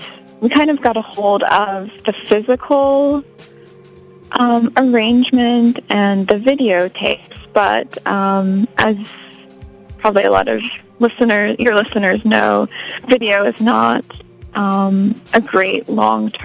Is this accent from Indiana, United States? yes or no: no; Chicago, Illinois, United States; moved away as an adult; also born or lived in New York / Amsterdam; now in Los Angeles, United States; I grew up in Chicago, so I'm from Chicago, but moved around a lot after college, lived in New York, and then lived in Amsterdam, and I've been in LA for 2 years now